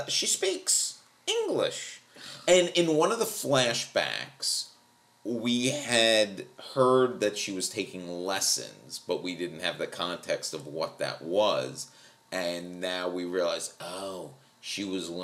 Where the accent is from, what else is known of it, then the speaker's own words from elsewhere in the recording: New York, United States; I'm from New York.